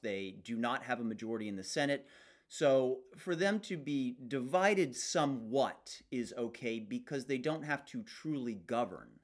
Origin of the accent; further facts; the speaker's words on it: United States; as an American